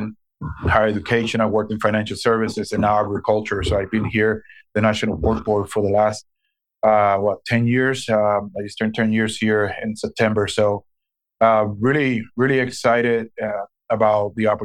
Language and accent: English; Puerto Rico; moved away as an adult; also born or lived in Dubuque, Iowa / Green Bay, Wisconsin; now in Des Moines, United States; I was born and raised in Puerto Rico, and I came to the mainland U.S. Back in 1997, where I went to school in Dubuque, Iowa